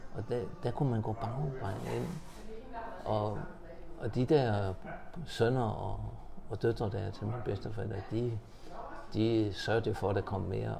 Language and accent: Danish; Horsens, Central Denmark Region, Denmark; born or raised there; moved away as an adult; also born or lived in Valby, Copenhagen; now in Copenhagen, Denmark